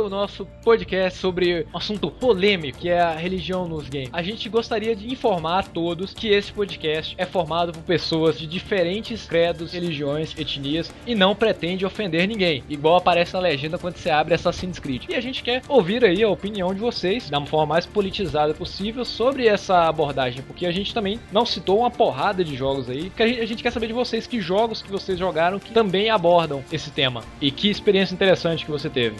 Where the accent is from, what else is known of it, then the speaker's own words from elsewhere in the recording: Brazil; nós somos brasileiros